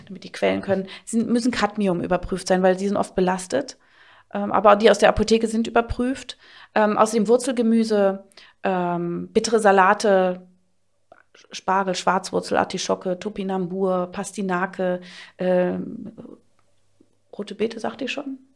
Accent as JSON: {"language": "German", "region": "Berlin", "country": "Germany", "said": "bei uns in Berlin, ich bin aus Berlin natürlich"}